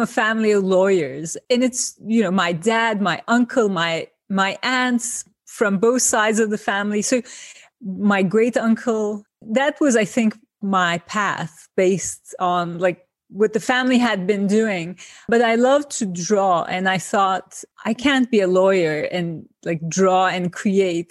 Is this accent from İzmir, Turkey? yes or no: yes; İzmir, Turkey; moved away as an adult; also born or lived in Ankara, Turkey; now in New York, United States; my trajectory from Izmir to Ankara to New York.